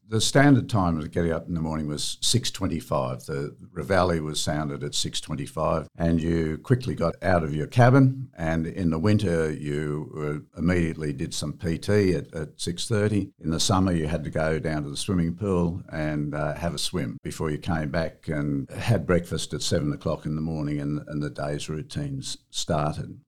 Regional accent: Sydney, New South Wales, Australia; I was born in Sydney, and my parents and our home was at Seaforth shortly after

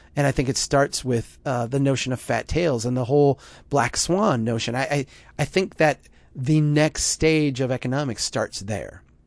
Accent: Minnesota, United States; my home state of Minnesota

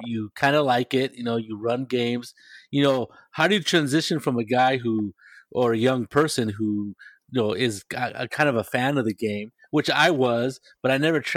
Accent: Salinas, California, United States; now in San Jose, United States; When before we moved here to San Jose, in my hometown, we were living in Salinas

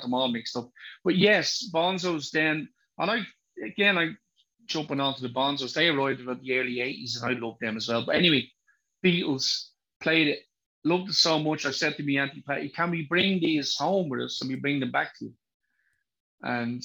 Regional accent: Dublin, Leinster, Ireland; accent: thick Dublin; where I was born, which is Drimnagh

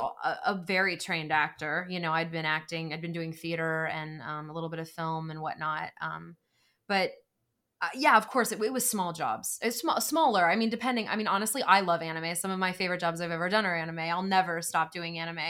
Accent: Greenville, North Carolina, United States; moved away as an adult; now in Los Angeles, United States; I grew up in Greenville.

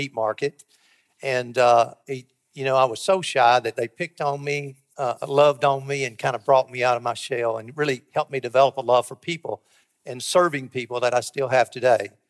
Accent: Somerset, Kentucky, United States; moved away as an adult; now in Cookeville, United States; Alice and I grew up in Somerset, Kentucky

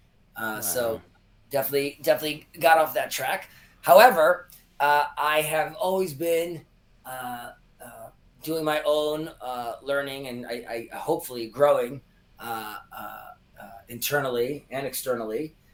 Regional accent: Israel; So born and raised in Israel, my mother and father made Aliyah, ascended. They moved to Israel in the early 80s

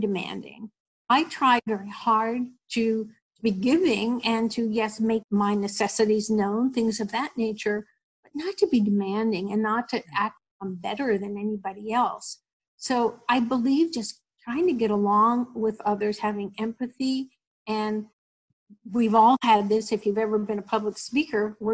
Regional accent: New Jersey, United States; I grew up in New Jersey, went to a Catholic grammar school

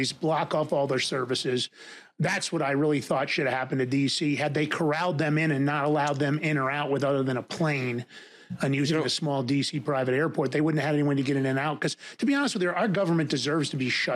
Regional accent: New York City, New York, United States; moved away; also born or lived in White Plains, Westchester County, New York; I grew up in Fordham Road in the Bronx

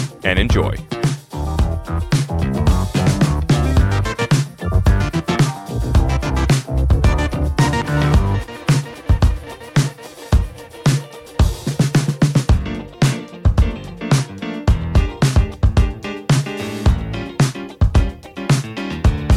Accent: Pennsylvania, United States; we're from Pennsylvania

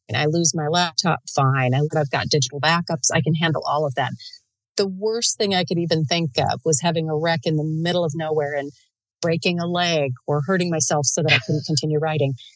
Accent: United States; as an American

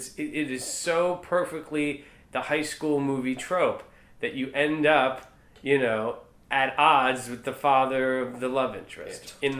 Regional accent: New York City, New York, United States; two New Yorkers on this podcast

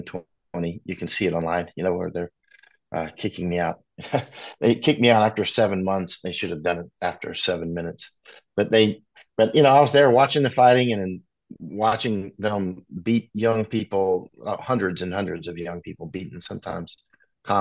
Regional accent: Winter Haven, Florida, United States; moved away; I grew up in Florida. Florida boy, catching alligators and snakes

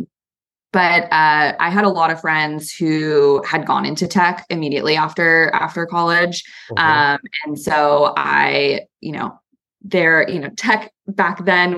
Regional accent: California, United States; also born or lived in New York / San Francisco; as a Californian to walk into the Empire State Building every day for work.

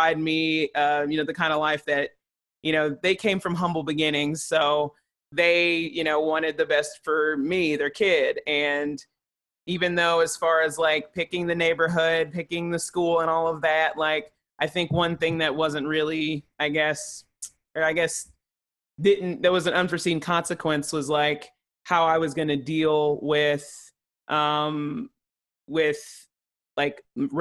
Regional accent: Chattanooga, Tennessee, United States; moved away; also born or lived in Johnson City, Tennessee; growing up in Chattanooga

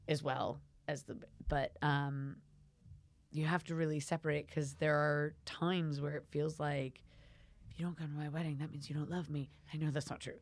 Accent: United States; now in United Kingdom; I'm American

